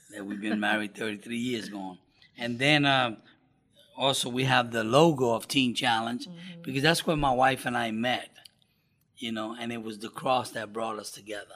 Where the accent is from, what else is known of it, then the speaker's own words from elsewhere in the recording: New York, United States; I grew up in New York